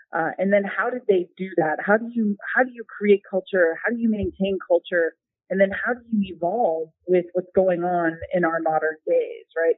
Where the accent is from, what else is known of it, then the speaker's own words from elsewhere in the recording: United States; as an American